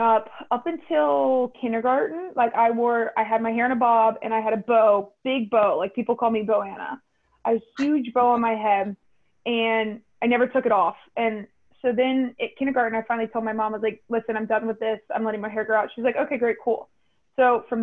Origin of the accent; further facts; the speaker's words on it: Raleigh, North Carolina, United States; I'm from Raleigh